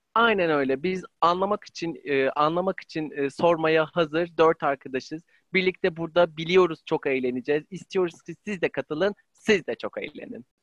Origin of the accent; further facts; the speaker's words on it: Ankara, Turkey; ben 25 ee, yıllık e, kronik Ankaralılığı olan